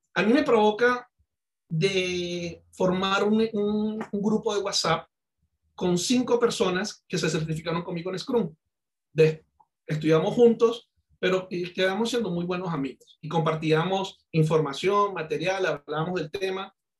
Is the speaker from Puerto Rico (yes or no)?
no; Venezuela; accent: Venezuelan; moved away as an adult; also born or lived in Cali, Colombia; now in Colombia; Yo, yo nací en Colombia, yo soy caleño, soy colombiano. Yo de muy pequeño me fui para Venezuela, viví treinta y seis años en Venezuela. Por eso de, mucha gente me, me compara con el acento y con mi, mi forma de ser como venezolano